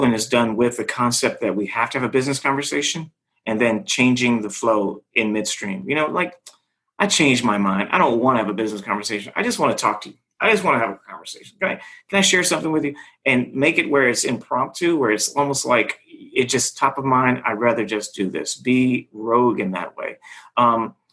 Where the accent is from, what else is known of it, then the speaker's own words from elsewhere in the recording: Los Angeles, California, United States; I'm from Hollywood